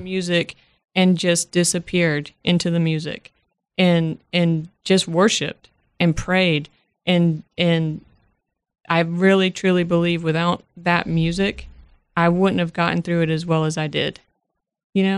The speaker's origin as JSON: {"language": "English", "town": "Worcester", "region": "Massachusetts", "country": "United States", "moved": "yes"}